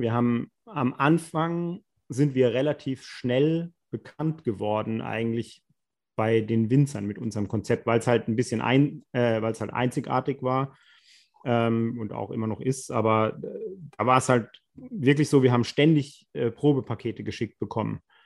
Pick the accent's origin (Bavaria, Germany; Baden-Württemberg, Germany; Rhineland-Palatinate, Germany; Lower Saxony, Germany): Rhineland-Palatinate, Germany; wir sind ja aus der Pfalz